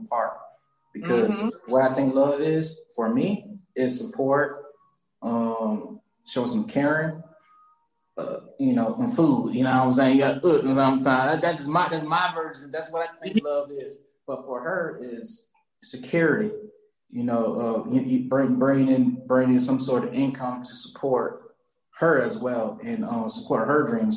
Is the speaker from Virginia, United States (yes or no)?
no; Charleston, South Carolina, United States; moved away as an adult; now in Atlanta, United States; So I'm from Charleston, South Carolina, and born and raised, and I came here to Atlanta